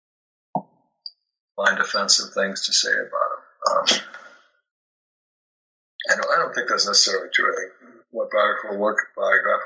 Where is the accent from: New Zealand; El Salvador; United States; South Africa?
United States; Minneapolis, Minnesota; moved away; growing up in Minneapolis and living in a very nice part of town